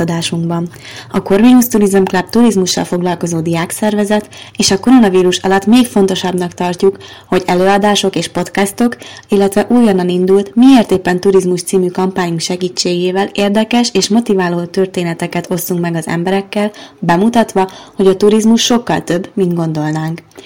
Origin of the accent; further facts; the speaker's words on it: rural Hungary, Hungary; a vidéken nőttem fel